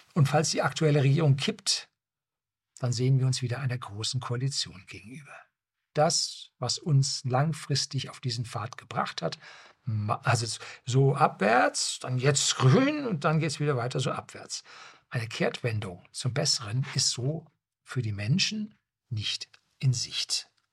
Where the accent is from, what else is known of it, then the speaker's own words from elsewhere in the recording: Germany; bei uns in Deutschland